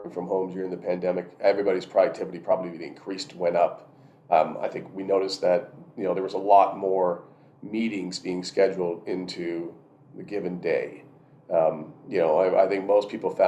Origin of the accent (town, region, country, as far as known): Canada